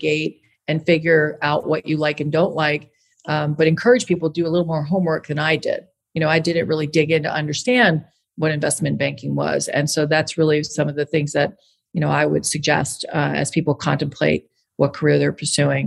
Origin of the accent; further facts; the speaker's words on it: Long Island, New York, United States; growing up in Long Island, New York and going to public schools that toughened me up